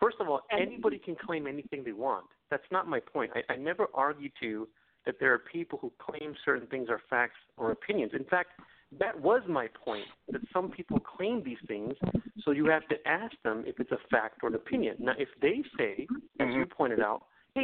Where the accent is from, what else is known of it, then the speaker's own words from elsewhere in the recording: India; So I'm from a Hindu family. I'm from India